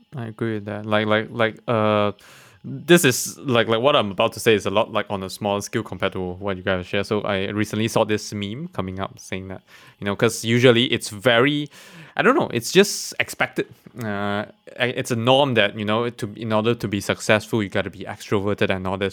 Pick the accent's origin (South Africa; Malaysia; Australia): Malaysia; being a Malaysian, I'm I'm I'm I'm quite proud to be a Malaysian